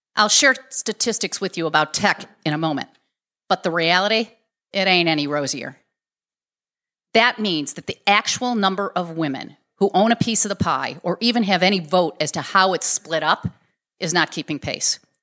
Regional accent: Chicago, Illinois, United States; I was born in Garfield Park, Illinois. That's the southwest side of Chicago

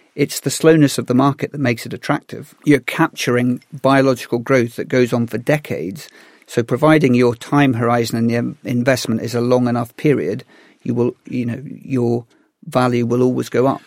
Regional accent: Galloway, Scotland, United Kingdom; I grew up in Galloway, which is the most forested part of the UK.

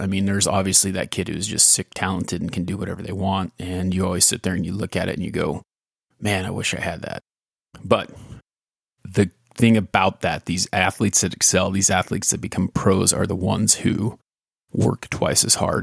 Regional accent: California, United States; when I was growing up in California

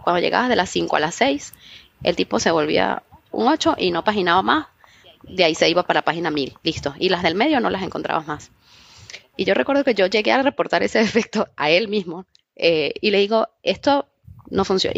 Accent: Trujillo, Venezuela; yo soy una chica venezolana que creció en Trujillo

